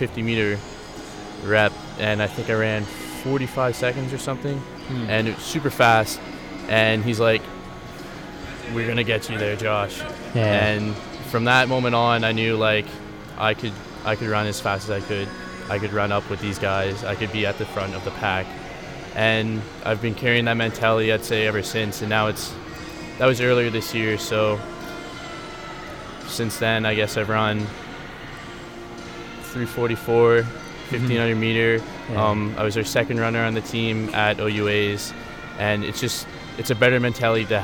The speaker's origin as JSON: {"language": "English", "town": "Chatham", "region": "Ontario", "country": "Canada", "tie": "born or raised there", "moved": "as an adult", "lives_now": "Guelph, Canada", "said": "I grew up in Chatham, Ontario, which is close to Windsor and London"}